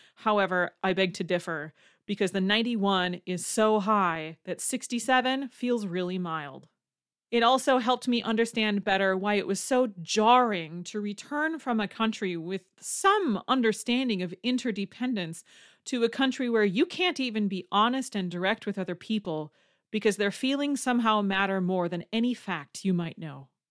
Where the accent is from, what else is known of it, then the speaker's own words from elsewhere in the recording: Wisconsin, United States; I'm from Wisconsin.